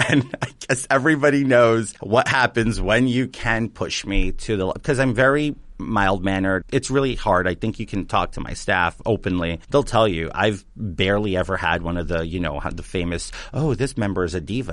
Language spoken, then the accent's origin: English; New York City, New York, United States; I'm from Queens.